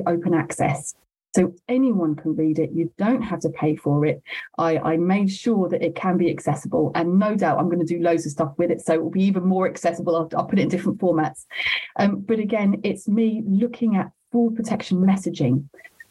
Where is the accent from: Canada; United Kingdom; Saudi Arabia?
United Kingdom; London; I am from South London and London is my home